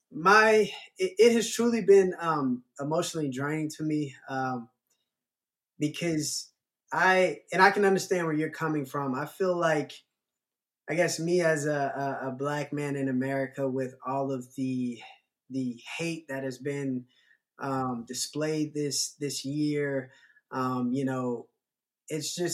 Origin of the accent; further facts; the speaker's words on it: the South, United States; I guess growing up in the South, uh, more so than the North, it's racism has always been prominent.